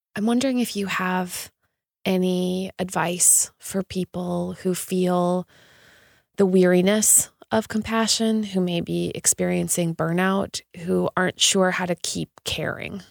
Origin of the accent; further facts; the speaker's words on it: Canada; just being Canadian